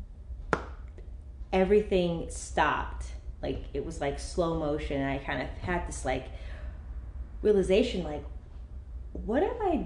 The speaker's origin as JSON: {"language": "English", "town": "Gainesville", "region": "Florida", "country": "United States", "also_born_or_lived": "Colorado / Jacksonville, Florida / Los Angeles, California", "moved": "yes", "lives_now": "California, United States", "said": "I'm originally from Florida, Gainesville, Florida, a little small town."}